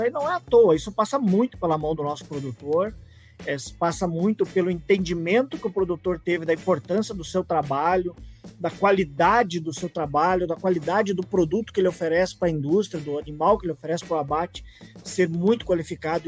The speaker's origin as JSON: {"language": "Portuguese", "town": "Passo Fundo", "region": "Rio Grande do Sul", "country": "Brazil", "tie": "born or raised there", "also_born_or_lived": "Santa Catarina", "moved": "yes", "said": "formado em 1993 pela grandiosa Universidade de Passo Fundo, minha cidade natal, maravilhosa cidade de Passo Fundo"}